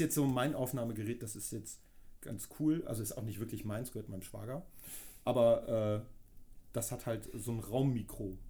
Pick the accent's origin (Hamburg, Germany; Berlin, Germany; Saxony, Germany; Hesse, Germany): Hamburg, Germany; ich komme aus Hamburg